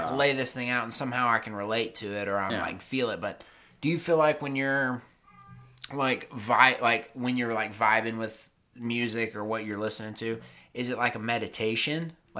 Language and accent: English; North Carolina, United States; I have a lot of friends that are my age or that I grew up with in North Carolina.